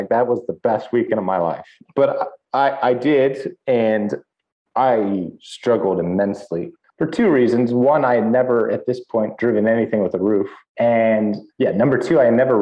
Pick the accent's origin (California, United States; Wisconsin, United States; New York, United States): California, United States; Northern; also born or lived in Europe; growing up in California, fairly close to Mexico